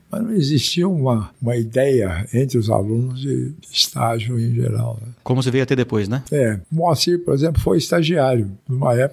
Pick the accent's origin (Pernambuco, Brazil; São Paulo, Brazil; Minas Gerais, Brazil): Minas Gerais, Brazil; É, eles me puseram apelido de montanha. Montanha? É, porque eu sou mineiro, né?